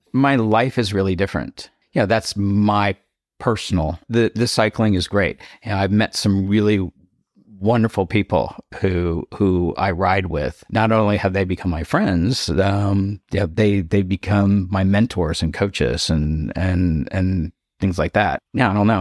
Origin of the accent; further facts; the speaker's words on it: Cupertino, California, United States; moved away as an adult; also born or lived in East Coast (US) / Delaware; now in Palm Springs, United States; I'm from the East Coast, uh, when I was ten years old, my family moved out to Cupertino, the Bay Area